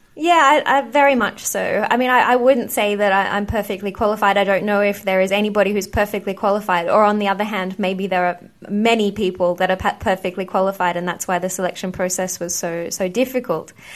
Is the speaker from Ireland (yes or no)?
no; Australia; moved away as an adult; also born or lived in United Kingdom; I grew up in Australia